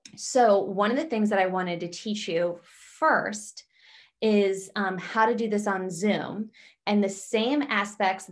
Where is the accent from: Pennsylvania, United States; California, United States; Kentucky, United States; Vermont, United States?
Pennsylvania, United States; South Central; I'm from South Central Pennsylvania, so I'm from an area of the country that's very blue collar